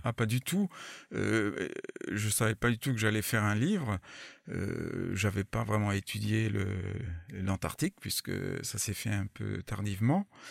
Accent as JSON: {"language": "French", "country": "France", "said": "je suis pas anglophone quoi, je suis français avant, avant tout"}